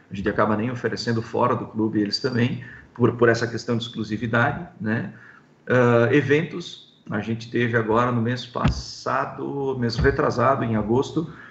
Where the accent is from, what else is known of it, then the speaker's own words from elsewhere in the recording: São Paulo, Brazil; ah, eu sou de São Paulo, eu sou, nós temos clientes em vários estados, né?